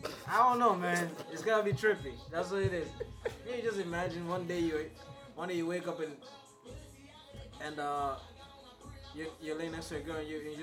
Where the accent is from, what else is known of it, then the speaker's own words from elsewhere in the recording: Kigoma, Tanzania; I'm from Kigoma